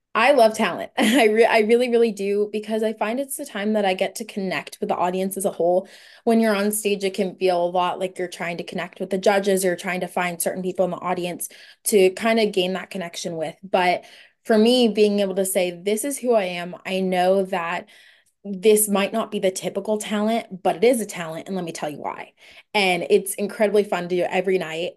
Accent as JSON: {"language": "English", "town": "Oceanside", "region": "California", "country": "United States", "lives_now": "San Diego, United States", "said": "I'm from Oceanside, California, but currently I'm a student at the University of San Diego."}